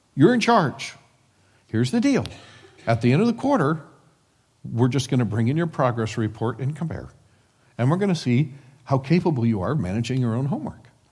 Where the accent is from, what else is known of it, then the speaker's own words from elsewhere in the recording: Midwest, United States; we're from the Midwest